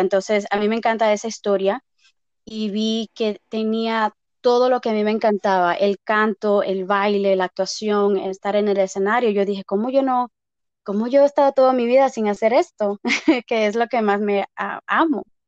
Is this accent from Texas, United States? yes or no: yes; Texas, United States; also born or lived in Mexico; now in Las Vegas, United States; soy mexicana. originalmente nací en Texas, eh, pero llevo viviendo en Las Vegas más de mitad de mi vida, más de 18 años